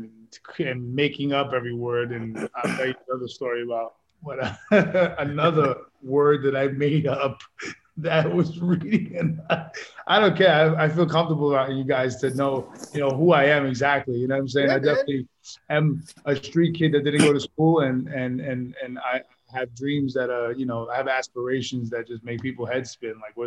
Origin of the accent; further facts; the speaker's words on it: New York City, New York, United States; Queens, New York, born in East New York, Brooklyn, raised in Queens